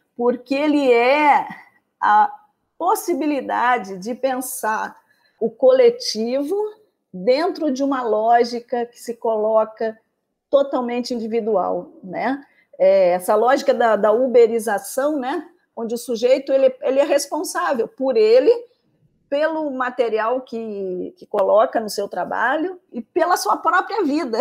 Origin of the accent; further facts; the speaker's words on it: Pelotas, Rio Grande do Sul, Brazil; moved away as an adult; now in Rio de Janeiro, Brazil; eu sou de Pelotas, né, moro agora no Rio de Janeiro